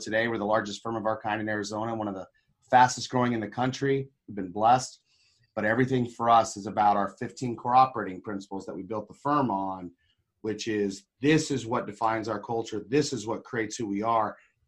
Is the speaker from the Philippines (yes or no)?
no; Papua New Guinea; I was actually a Christian missionary kid. I grew up in Papua New Guinea, of all places.